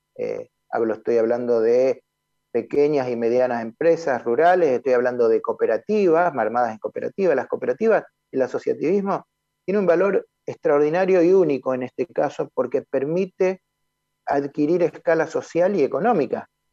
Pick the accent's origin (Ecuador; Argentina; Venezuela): Argentina; los argentinos consumimos 6 millones de toneladas de trigo